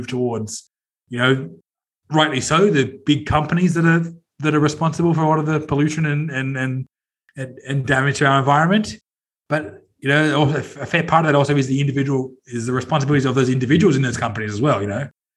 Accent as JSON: {"language": "English", "town": "Sydney", "region": "New South Wales", "country": "Australia", "tie": "born or raised there", "said": "I'm from Sydney. I grew up in Sydney"}